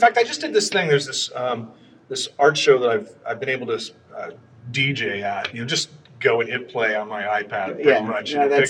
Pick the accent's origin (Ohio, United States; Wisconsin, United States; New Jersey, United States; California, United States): California, United States; Garden Grove; also born or lived in Los Angeles; now in Sunset Beach, United States; My parents moved to Garden Grove when I was 18 months old. So okay. I grew up in Garden Grove.